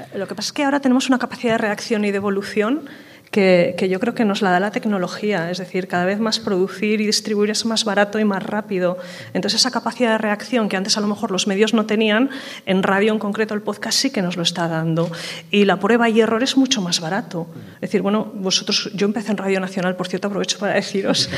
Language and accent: Spanish; Aragon, Spain; somos de Aragón y es una comunidad autónoma con un medio rural muy amplio